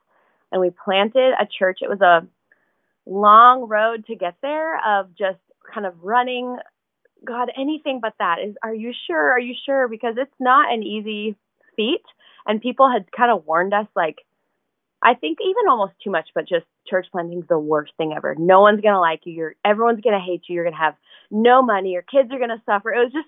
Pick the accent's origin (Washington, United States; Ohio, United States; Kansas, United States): Washington, United States; near Seattle; So I grew up in near the Seattle, Washington area, grew up here. My family was just loved Jesus.